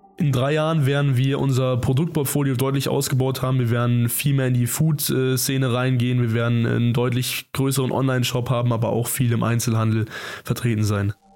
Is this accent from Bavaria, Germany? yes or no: yes; Zorneding, Bavaria, Germany; Wir kommen aus Zorning, das ist ungefähr 20 Kilometer südöstlich von München